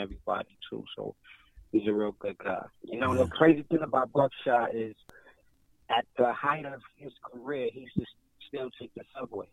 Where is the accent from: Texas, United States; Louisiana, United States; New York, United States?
New York, United States; New York City; I'm from Brooklyn, I'm from New York